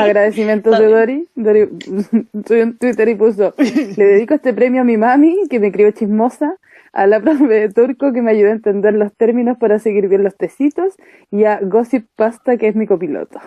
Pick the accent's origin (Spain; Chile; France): Chile; nosotros como chilenos